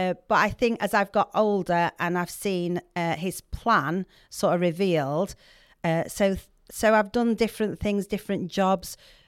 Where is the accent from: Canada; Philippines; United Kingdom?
United Kingdom; Yorkshire and the Humber; accent: Yorkshire; I want to keep my Yorkshire accent.